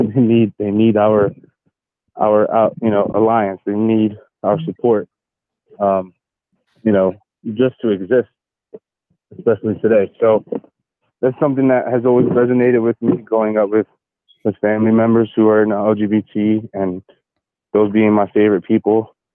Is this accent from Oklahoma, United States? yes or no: no; Philadelphia, Pennsylvania, United States; Because as a Black man, and especially growing up in Philly, you have to know how to defend yourself.